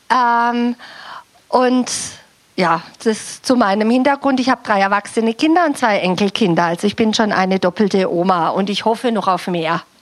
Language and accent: German; Baden-Württemberg, Germany; Ich komme auch aus dem Südschwarzwald. Wir sind also in irgendeiner Form miteinander verwandt. Bei euch muss ich mich nicht so anstrengen mit meiner Sprache.